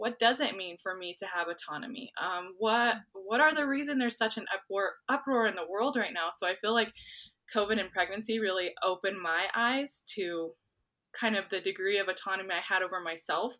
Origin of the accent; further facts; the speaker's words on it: New Mexico, United States; I'm from New Mexico.